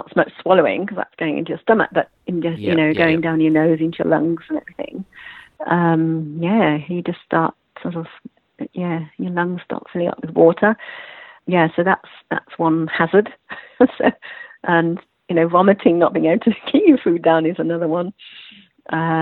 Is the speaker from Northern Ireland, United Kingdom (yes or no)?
no; Yorkshire and the Humber, United Kingdom; accent: British; also born or lived in Melbourne, Australia; now in Australia; I'm from Yorkshire